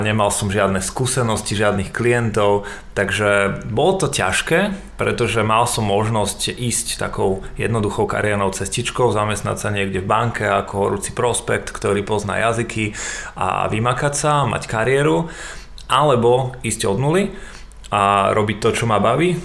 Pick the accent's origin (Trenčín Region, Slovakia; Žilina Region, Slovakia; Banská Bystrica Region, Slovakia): Trenčín Region, Slovakia; Prievidza; now in Bratislava, Slovakia; sme obaja z Prievize